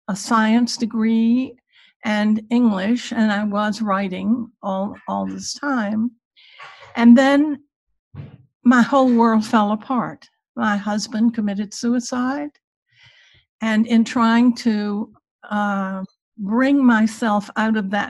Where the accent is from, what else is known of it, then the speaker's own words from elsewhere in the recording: Virginia, United States; I grew up in Virginia in the Jim Crow era